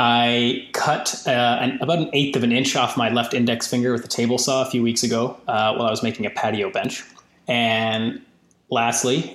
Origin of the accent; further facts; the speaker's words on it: Canada; as a Canadian